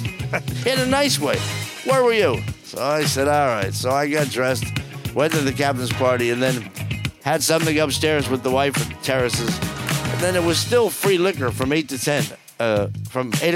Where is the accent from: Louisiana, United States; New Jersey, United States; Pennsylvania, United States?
New Jersey, United States; I'm from New Jersey